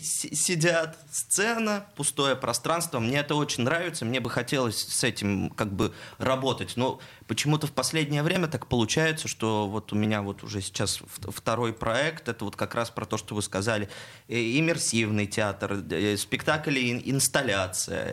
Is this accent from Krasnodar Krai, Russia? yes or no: no; Perm, Perm Krai, Russia; moved away as an adult; now in Saint Petersburg, Russia; я сам из Перми